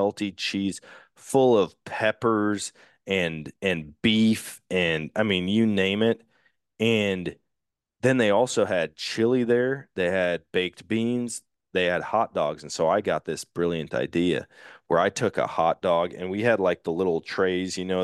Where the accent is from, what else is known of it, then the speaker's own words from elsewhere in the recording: Wisconsin, United States; I'm from Wisconsin